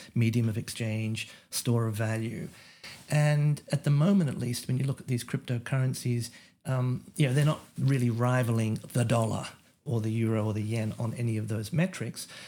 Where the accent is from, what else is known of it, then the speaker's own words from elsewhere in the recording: Australia; now in United States; as an Australian American who, you know, originally came from Australia